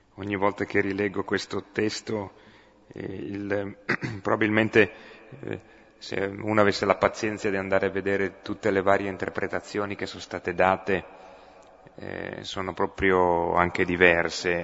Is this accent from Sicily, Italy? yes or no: no; Piedmont, Italy; accent: Piedmontese; first language Piedmontese; Italian is a second language; per me, l'italiano è una lingua aggiunta eh, io sono venuto al mondo col piemontese, eh, quindi la mia lingua nativa sarebbe quella